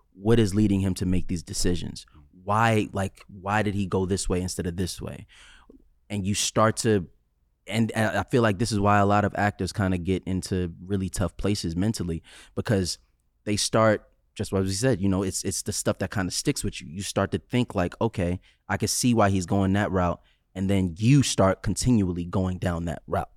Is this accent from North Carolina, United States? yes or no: no; New York City, New York, United States; I'm from Staten Island